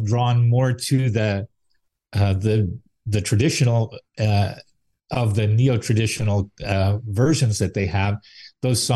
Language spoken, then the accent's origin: English; Salaberry-de-Valleyfield, Quebec, Canada; growing up in Quebec